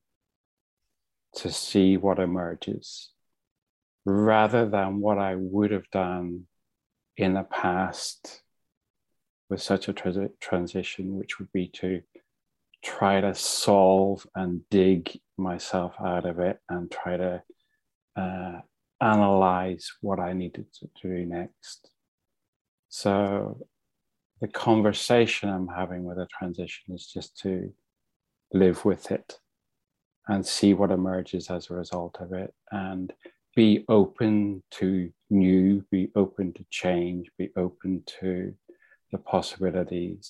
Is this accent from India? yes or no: no; Ireland; now in London, United Kingdom; I'm from Ireland originally. I'm married with three children and live in London